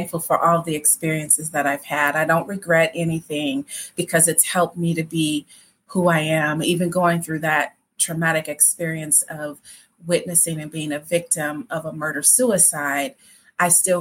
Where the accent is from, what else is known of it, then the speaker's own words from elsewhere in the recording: Midwest, United States; I'm from the Midwest and I grew up in a family